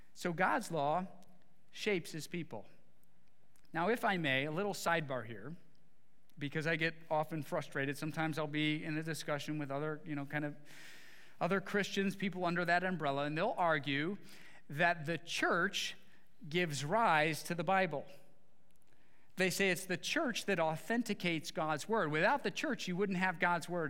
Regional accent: Midwest, United States; growing up in the Midwest

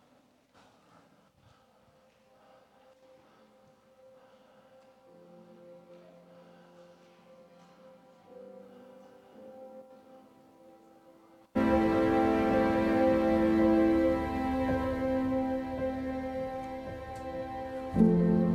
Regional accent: Sand Mountain, Alabama, United States; I'm from Sand Mountain

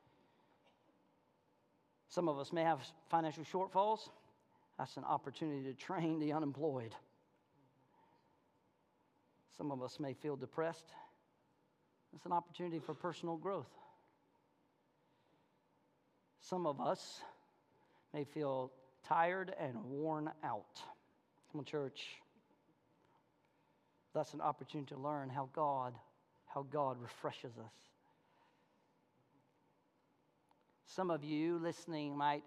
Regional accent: American South, United States; accent: Southern; I speak Southernese

